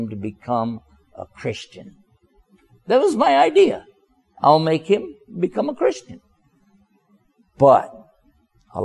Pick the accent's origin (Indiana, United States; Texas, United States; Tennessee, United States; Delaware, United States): Texas, United States; now in Washington, D.C., United States; originally I'm from Texas. I live now in the Washington, D.C. area